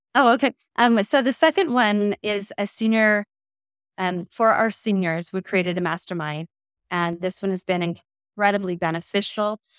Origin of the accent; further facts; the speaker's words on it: Westland, Oregon, United States; selling real estate in my hometown of Westland